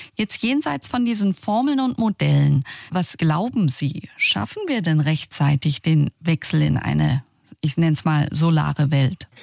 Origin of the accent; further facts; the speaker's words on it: Germany; Bei uns in Deutschland